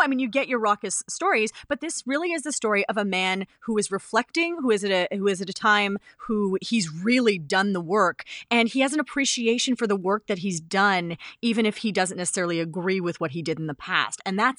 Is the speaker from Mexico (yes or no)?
no; Canada